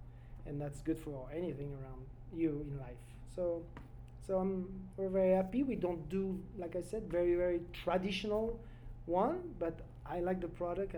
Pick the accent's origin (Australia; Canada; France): France; accent: French; English is a second language; also born or lived in Lake Geneva area; now in Post Falls, United States